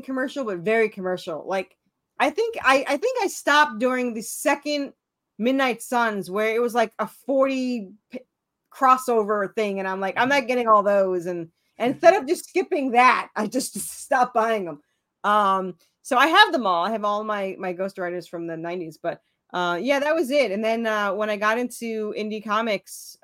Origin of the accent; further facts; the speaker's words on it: New York, United States; now in Tennessee, United States; I'm originally from New York